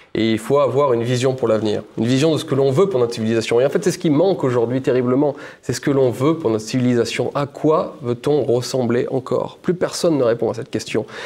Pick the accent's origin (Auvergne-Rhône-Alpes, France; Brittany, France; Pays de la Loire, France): Auvergne-Rhône-Alpes, France; Ardèche; also born or lived in Paris; moi j'habitais euh, en Ardèche, ma maison, c'est de là d'où je viens